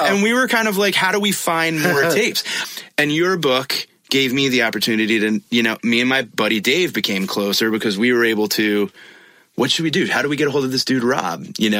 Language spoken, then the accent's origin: English; Connecticut, United States; I grew up in Connecticut.